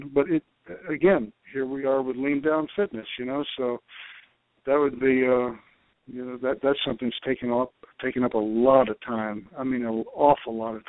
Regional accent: New York City, New York, United States; I was born in Brooklyn, and we talked New York talk

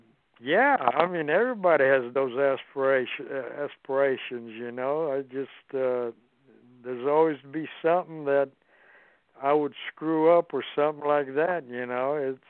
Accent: Austin, Texas, United States; he was a Texas boy, and I was from Austin, Texas, and we really got along.

